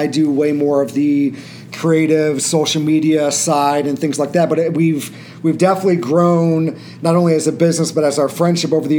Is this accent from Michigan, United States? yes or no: no; Peoria, Illinois, United States; moved away as an adult; now in Chicago, United States; we're from Peoria, Illinois originally. We met in driver's ed at age 15